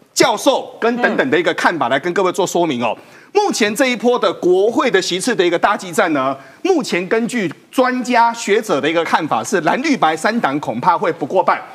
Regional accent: southern Taiwan, Taiwan; 我们南部人，那咱南部人

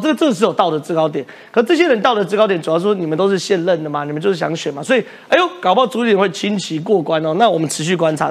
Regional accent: Taiwan; 我们台湾人如果理解到这件事情

